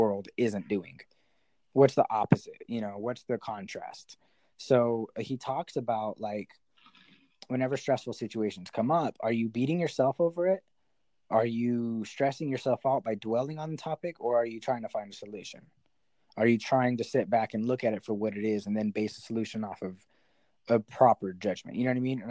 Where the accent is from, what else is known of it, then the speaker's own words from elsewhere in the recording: New Mexico, United States; also born or lived in Houston; I moved back home to New Mexico, where I'm from